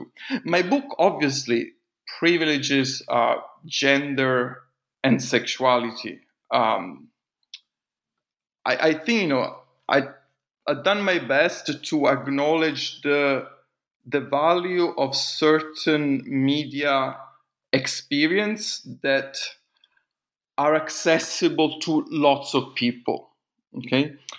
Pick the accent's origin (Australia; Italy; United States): Italy; first language it; English is a second language; I felt it was important to write in Italian. You know, it wasn't just a way of reconnecting with my mother tongue.